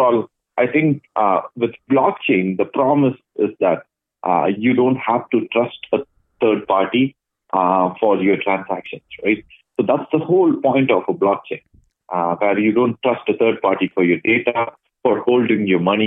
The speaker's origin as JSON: {"language": "English", "town": "Chennai", "region": "Tamil Nadu", "country": "India", "tie": "born or raised there", "also_born_or_lived": "Dubai / Ottawa", "moved": "as an adult", "lives_now": "Toronto, Canada", "said": "I come from a city called Chennai, and I grew up in Chennai until I was around 20."}